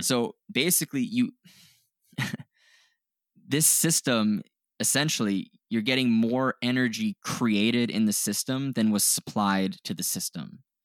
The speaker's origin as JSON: {"language": "English", "country": "Canada", "said": "we're Canadian."}